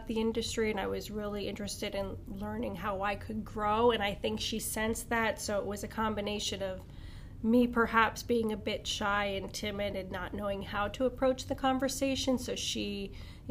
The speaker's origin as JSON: {"language": "English", "town": "Wilkes-Barre", "region": "Pennsylvania", "country": "United States", "tie": "born or raised there", "also_born_or_lived": "Italy", "said": "I was raised over in Wilkes-Barre, Pennsylvania"}